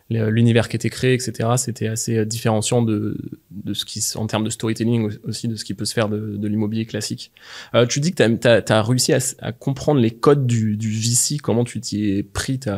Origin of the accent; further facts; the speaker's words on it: near Mont Saint-Michel, rural Normandy, France; Moi, je viens de la campagne normande.